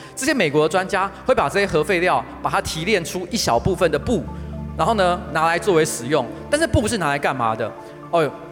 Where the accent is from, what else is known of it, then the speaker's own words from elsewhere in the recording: Taoyuan, Taiwan; also born or lived in Taipei; 我是桃园人